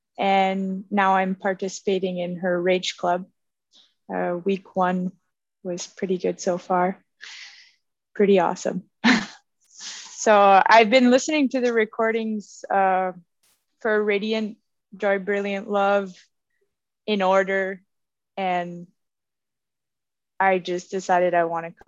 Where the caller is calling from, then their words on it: Val-des-Monts, Quebec, Canada; I'm calling from Val-des-Monts, Quebec.